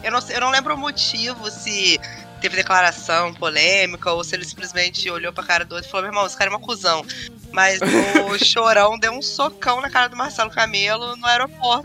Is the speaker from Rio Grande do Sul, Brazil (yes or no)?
no; Volta Redonda, Rio de Janeiro, Brazil; eu sou de Volta Redonda.